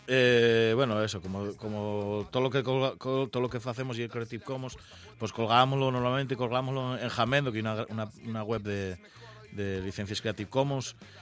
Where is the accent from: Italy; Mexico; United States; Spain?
Spain; El Entrego, Asturias; also born or lived in Mieres; del Entregu, de Mieres